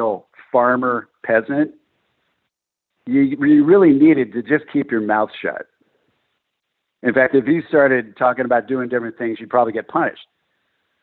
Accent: California, United States; born and raised in California

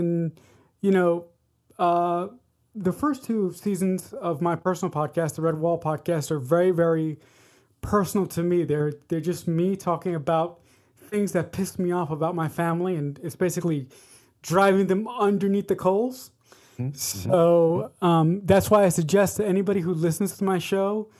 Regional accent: Westchester County, New York, United States; I'm from Austin, New York, and it's a little small town in Westchester County that nobody's ever heard

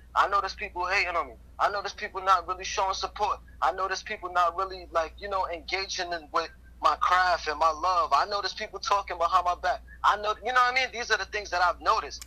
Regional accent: New York City, New York, United States; I'm from Brooklyn, and, and Brooklyn is tough

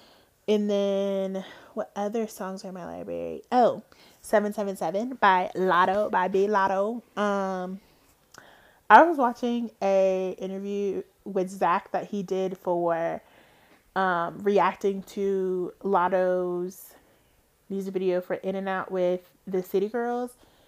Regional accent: Georgia, United States; born there; Now, I am not from Atlanta. My mother and her sisters are technically from Atlanta. They were born in Atlanta. I was not. I was born in the North Georgia area.

